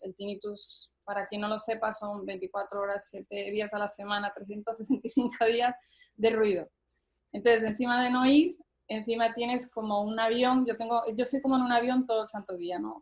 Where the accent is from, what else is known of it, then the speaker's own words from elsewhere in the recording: Spain; moved away; also born or lived in Boston, United States; yo soy española